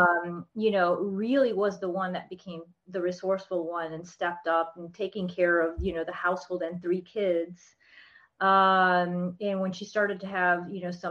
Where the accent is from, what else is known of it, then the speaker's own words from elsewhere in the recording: South Florida, United States; also born or lived in Texas / Orlando, Florida; I grew up in South Florida. Yes, I'm in Orlando now